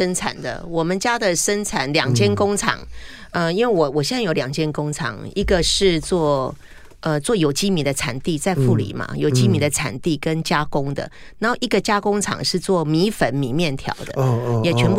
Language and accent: Chinese; Changhua County, Taiwan; 可是因为我是彰化人呐、啊，